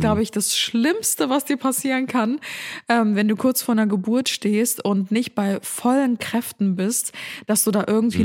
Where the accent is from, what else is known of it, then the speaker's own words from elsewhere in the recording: Cologne, North Rhine-Westphalia, Germany; bei uns in Köln